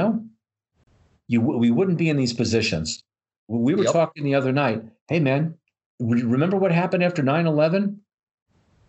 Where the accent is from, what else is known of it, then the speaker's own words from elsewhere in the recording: New York, United States; I'm from New York